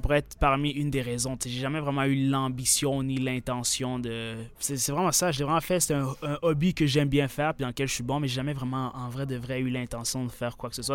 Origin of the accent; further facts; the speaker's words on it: Sherbrooke, Quebec, Canada; accent: québécois; 22 ans, grandi à Sherbrooke